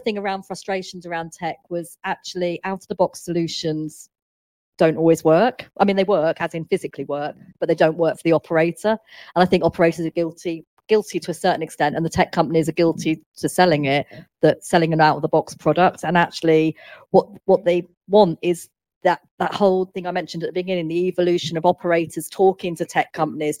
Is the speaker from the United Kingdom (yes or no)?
yes; United Kingdom; we're British